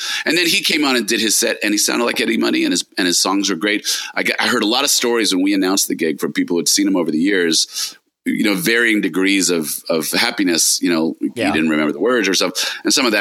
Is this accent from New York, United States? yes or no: yes; New York, United States; we're both from New York